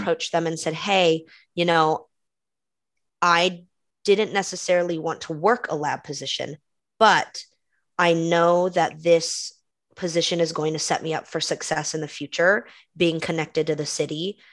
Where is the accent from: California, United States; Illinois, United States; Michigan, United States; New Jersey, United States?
California, United States; Concord; the East Bay, kind of where I grew up in Concord, that area